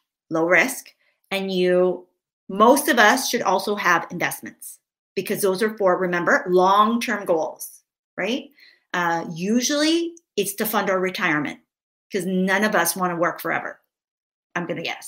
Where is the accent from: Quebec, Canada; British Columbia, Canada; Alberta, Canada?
British Columbia, Canada; Vancouver; now in Victoria, Canada; grew up in Vancouver. We now live in Victoria, which is just across the water